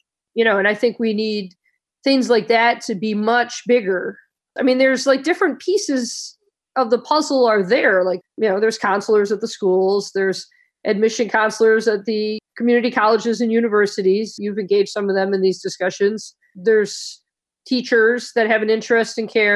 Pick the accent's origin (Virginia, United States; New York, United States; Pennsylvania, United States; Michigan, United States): Michigan, United States; Detroit; I grew up in Detroit